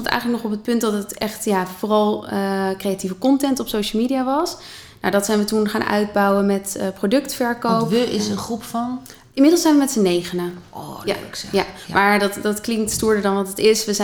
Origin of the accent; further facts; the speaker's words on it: Haarlem, North Holland, Netherlands; born there; In Haarlem, centrum Haarlem, eh, de Kleine Houtstraat. Mijn geboortedorp.